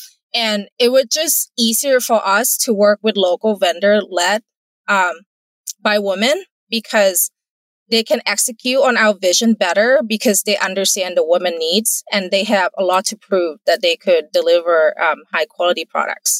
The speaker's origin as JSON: {"language": "English", "country": "Thailand", "tie": "born or raised there", "second_language": "English", "moved": "as an adult", "lives_now": "United States", "said": "I'm not born in the US. English is my second language. I grew up in Thailand"}